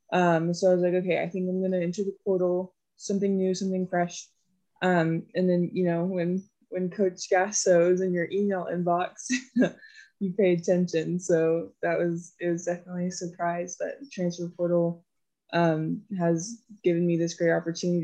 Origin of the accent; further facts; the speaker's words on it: just north of Austin, Texas, United States; I'm from Texas. I am from just north of Austin, Texas.